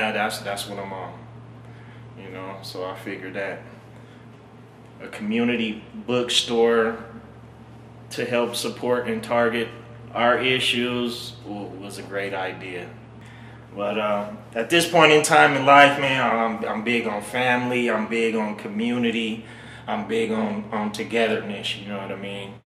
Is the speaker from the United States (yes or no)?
yes; Reno, Nevada, United States; Born and raised in Reno.